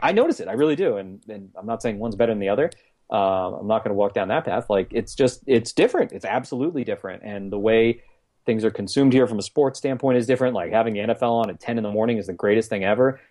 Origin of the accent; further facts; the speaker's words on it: East Coast, United States; moved away as an adult; now in San Diego, United States; growing up on the East Coast